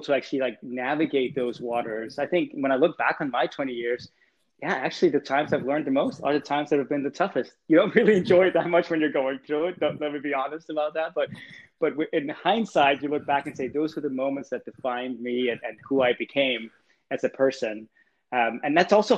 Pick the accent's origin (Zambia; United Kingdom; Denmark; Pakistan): Denmark; Copenhagen, Capital Region of Denmark; moved away as an adult; now in California, United States; I was born and raised in Copenhagen